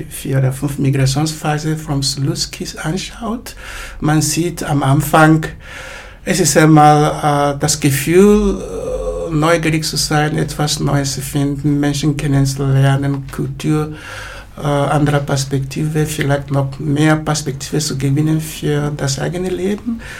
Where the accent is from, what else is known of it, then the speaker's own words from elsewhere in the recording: Graz, Styria, Austria; born there; Wenn ich sage, ich bin in Graz geboren